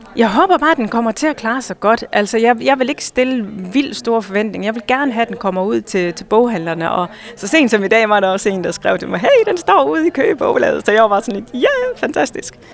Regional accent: Hjørring, North Denmark Region, Denmark; jeg er opvokset i Jørgen, og jeg elsker byen

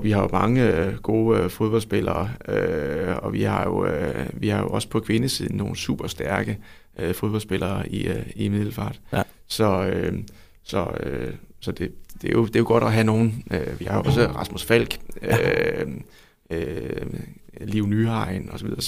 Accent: Vojens, Southern Denmark, Denmark; nu er jeg jo fra Vojens jo.

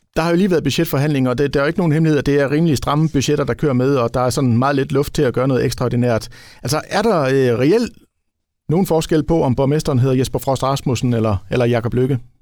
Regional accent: Ribe, Southern Denmark, Denmark; jeg kommer jo selv fra Ribe

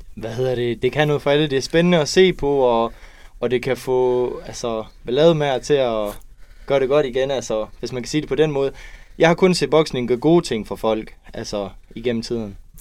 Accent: Kolding, Southern Denmark, Denmark; Jeg er en dreng fra Kolding, som lige har købt hus, 21 år gammel

